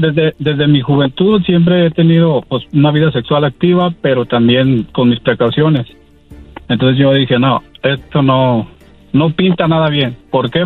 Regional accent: Mexico; also born or lived in Washington, United States; soy mexicano voy y vengo año tras año de a mi pueblo, aquí a, Washington

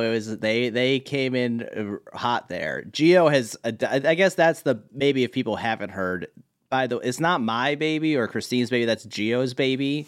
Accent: Marlborough, Connecticut, United States; also born or lived in Hartford, Connecticut; grew up in Marlborough, Connecticut

